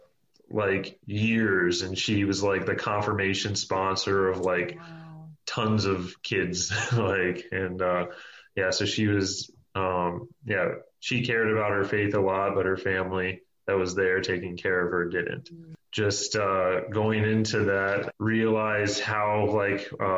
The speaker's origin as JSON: {"language": "English", "town": "Tampa", "region": "Florida", "country": "United States", "tie": "born or raised there", "moved": "yes", "lives_now": "Milwaukee, United States", "said": "I grew up in Tampa, Florida"}